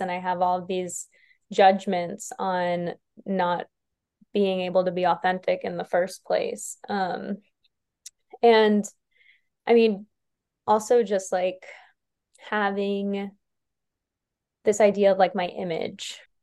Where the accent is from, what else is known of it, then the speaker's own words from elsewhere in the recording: New York, United States; moved away; I'm from New York originally